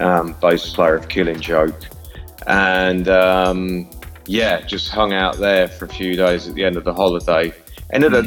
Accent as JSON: {"language": "English", "region": "Midlands", "country": "United Kingdom", "also_born_or_lived": "London", "moved": "yes", "lives_now": "Berlin, Germany", "said": "I'm from the Midlands originally, but I spent most of my time living in London"}